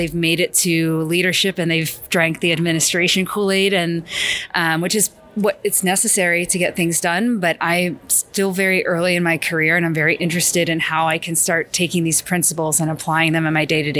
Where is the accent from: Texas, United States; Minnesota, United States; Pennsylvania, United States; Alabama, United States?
Pennsylvania, United States; Philadelphia; moved away as an adult; also born or lived in Pittsburgh; now in South Florida, United States; I'm originally from the Philadelphia area